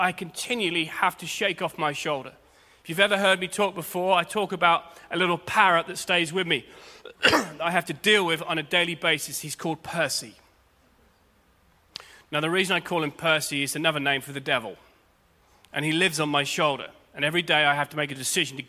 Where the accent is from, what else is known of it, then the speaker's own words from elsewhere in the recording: United Kingdom; as Brits, and I'm a Brit